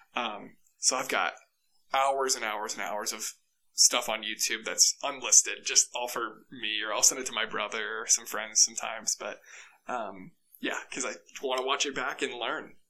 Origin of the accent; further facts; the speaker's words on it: Ankeny, Iowa, United States; moved away as an adult; also born or lived in Dubuque, Iowa; now in Boise, United States; I'm from Ankeny, Iowa, which is right outside Des Moines, Iowa